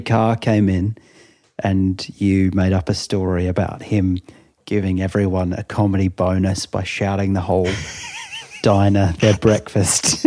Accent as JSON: {"language": "English", "town": "Melbourne", "region": "Victoria", "country": "Australia", "moved": "yes", "lives_now": "London, United Kingdom", "said": "\"Where are you from?\" And I said, \"Melbourne.\""}